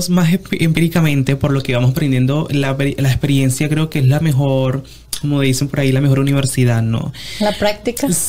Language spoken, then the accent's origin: Spanish; Venezuela; moved away; Vengo de Venezuela, un país en donde para nosotros es una, cultura de mucho, de, sí, de mucha belleza, de mucho de, de muchos certámenes, de muchas cosas.